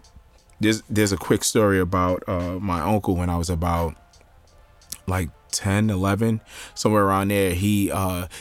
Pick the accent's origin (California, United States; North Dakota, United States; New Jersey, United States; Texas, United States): New Jersey, United States; Jersey City; born and raised in Jersey City